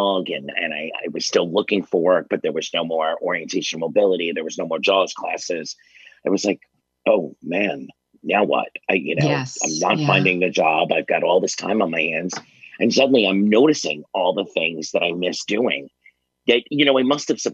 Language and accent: English; New York City, New York, United States; born and raised in Staten Island